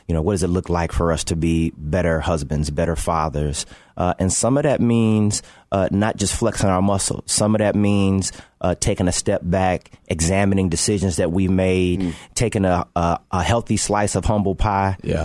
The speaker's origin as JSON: {"language": "English", "town": "Chicago", "region": "Illinois", "country": "United States", "tie": "born or raised there", "said": "grow up in Chicago, uh, uh, play for my hometown team"}